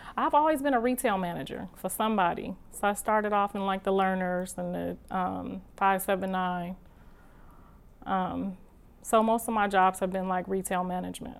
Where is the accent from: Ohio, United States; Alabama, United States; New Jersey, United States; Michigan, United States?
Ohio, United States; moved away as an adult; now in Los Angeles, United States; I'm from Ohio